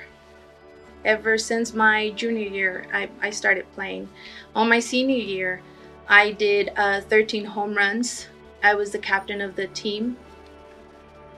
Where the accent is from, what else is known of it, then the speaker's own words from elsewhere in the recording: El Paso, Texas, United States; I was born deaf here in El Paso. I'm going to UTIP right now.